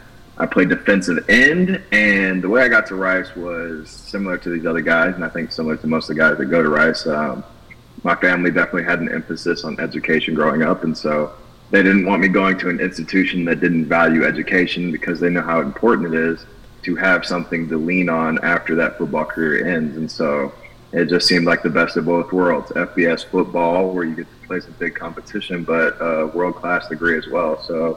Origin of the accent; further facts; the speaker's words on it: Burleson, Texas, United States; I'm from Burlington, Texas. It's about 15 minutes southwest of Fort Worth, Texas, about 45 minutes south. West of Dallas, Texas.